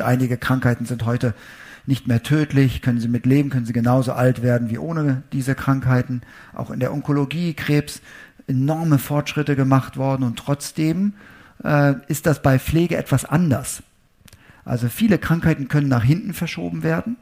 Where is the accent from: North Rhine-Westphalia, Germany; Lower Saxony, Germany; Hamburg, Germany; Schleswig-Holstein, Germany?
North Rhine-Westphalia, Germany; Münster; meine Heimatstadt Münster